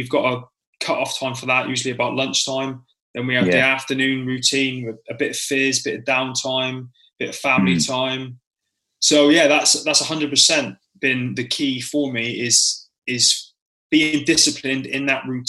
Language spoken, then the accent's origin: English; Plymouth, South West England, United Kingdom; born there; No, I was born in Freedom Fields as well, mate.